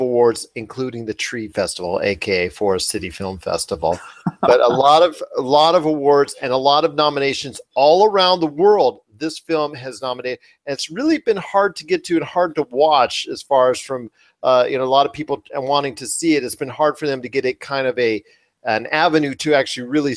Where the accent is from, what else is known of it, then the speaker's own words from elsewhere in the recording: Las Vegas, Nevada, United States; I'm from Vegas